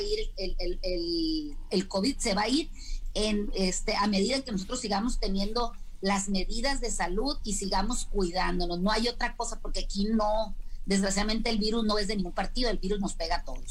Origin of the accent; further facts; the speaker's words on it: Mexico; nosotros como mexicanos